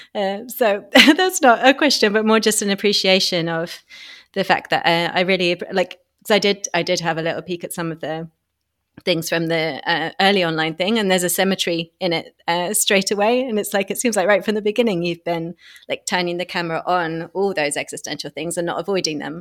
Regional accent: United Kingdom; I'm a Brit

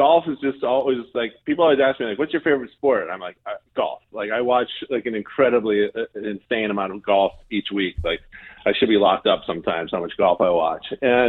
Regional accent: Duxbury, Massachusetts, United States; now in Jacksonville, United States; my hometown of Duxbury, Mass.

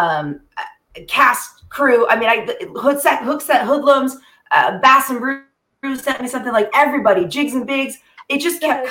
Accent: California, United States; I'm from California

